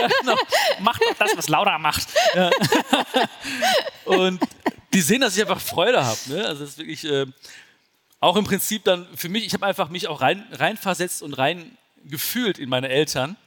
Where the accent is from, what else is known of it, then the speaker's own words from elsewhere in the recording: Germany; also born or lived in India (ancestry); Bin ich jetzt der Deutsche in Indien oder der Inder in Deutschland?